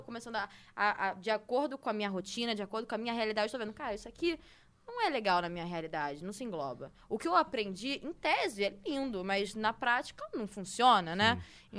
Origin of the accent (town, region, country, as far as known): Rio de Janeiro, Brazil; now in São Paulo, Brazil